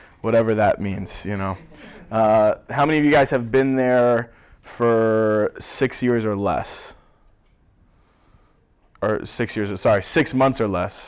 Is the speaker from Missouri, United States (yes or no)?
yes; Springfield, Missouri, United States; moved away as an adult; now in Cleveland, United States; I'm originally from Springfield, Missouri